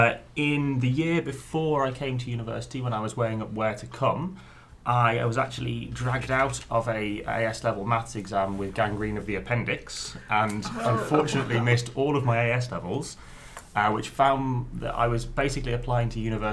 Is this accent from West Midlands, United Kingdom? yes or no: yes; just north of Coventry, West Midlands, United Kingdom; moved away as an adult; also born or lived in Stoke-on-Trent / Manchester; originally I was originally born in Stoke-on-Trent and then spent 7 or 8 years there and then the next 10 years just north of Coventry